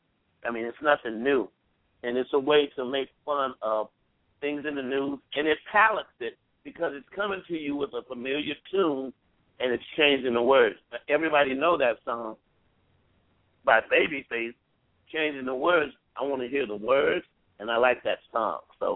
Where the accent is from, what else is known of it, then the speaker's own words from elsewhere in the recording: Columbia, South Carolina, United States; moved away as an adult; now in Atlanta, United States; So I moved to Atlanta from Columbia, South Carolina, and I get ready to go to school.